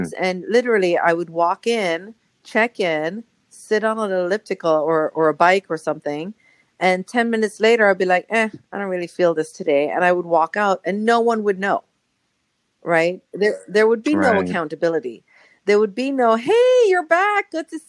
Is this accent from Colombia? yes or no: yes; Colombia; now in Los Angeles, United States; you're from Colombia. I'm from Colombia. Yeah, awesome. Let's talk.